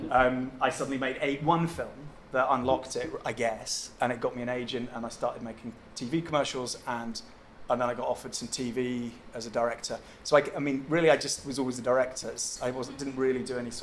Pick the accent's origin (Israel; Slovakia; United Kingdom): United Kingdom; Helensburgh, Scotland; I grew up in Helensborough